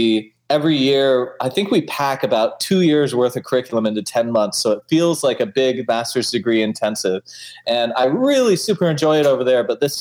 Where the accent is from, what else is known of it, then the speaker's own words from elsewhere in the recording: Alaska, United States; now in United Kingdom; I'm from Alaska originally.